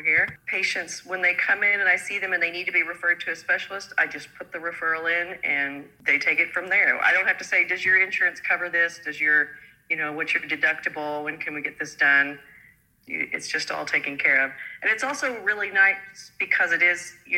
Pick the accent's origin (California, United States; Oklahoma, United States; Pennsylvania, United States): Oklahoma, United States; moved away as an adult; now in New Zealand; I graduated from PA school in Oklahoma, which is where I grew up